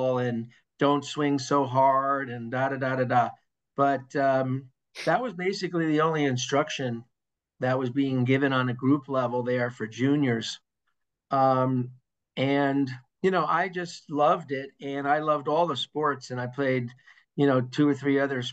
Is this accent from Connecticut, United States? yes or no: no; Hastings-on-Hudson, New York, United States; I grew up in Lower Westchester in Hastings-on-Hudson